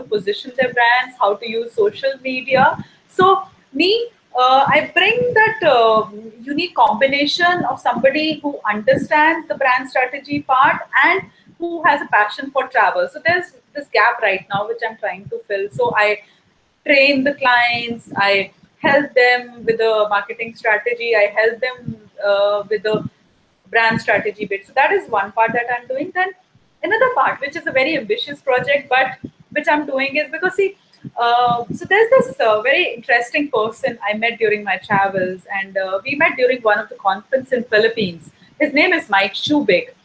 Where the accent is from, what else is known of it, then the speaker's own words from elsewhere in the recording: Delhi, India; I'm from India where the culture is very different.